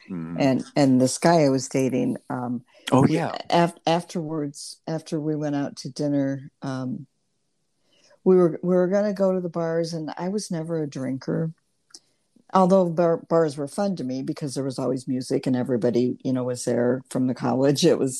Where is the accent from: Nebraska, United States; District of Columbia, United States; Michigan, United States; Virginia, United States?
Nebraska, United States; Lincoln; born there; So I went to the University of Nebraska. I was born in Lincoln.